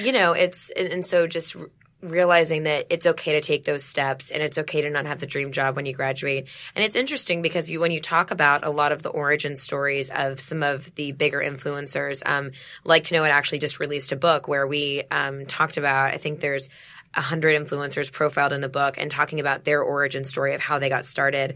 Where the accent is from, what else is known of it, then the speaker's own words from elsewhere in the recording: Dallas, Texas, United States; moved away; I'm from Dallas originally.